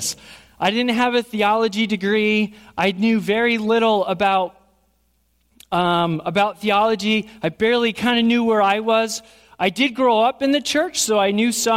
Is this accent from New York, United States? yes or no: yes; Burnt Hills, New York, United States; also born or lived in Schenectady; I grew up in Burnt Hills here.